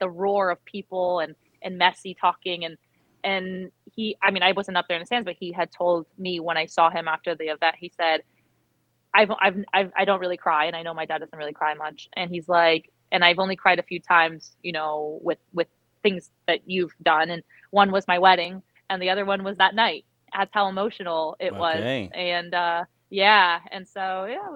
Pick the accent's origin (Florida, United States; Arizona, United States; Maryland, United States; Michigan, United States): Florida, United States; South; moved away as an adult; also born or lived in New York City; I grew up in South Florida